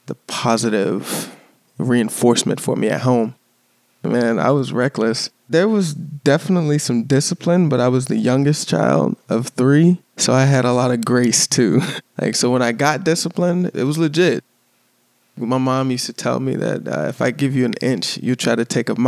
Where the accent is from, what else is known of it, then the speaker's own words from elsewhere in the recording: Chesapeake, Virginia, United States; I was born in Chesapeake, Virginia.